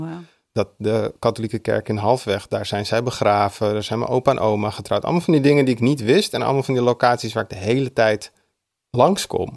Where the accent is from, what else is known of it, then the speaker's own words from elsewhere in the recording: Amsterdam, North Holland, Netherlands; ik kom uit de Oosterparkbuurt waar ik ben opgegroeid.